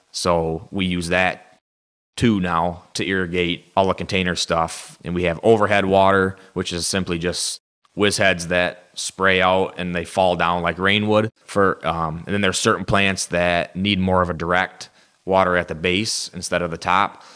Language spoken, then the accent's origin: English; Saginaw, Michigan, United States; born and raised in Saginaw, right here at the nursery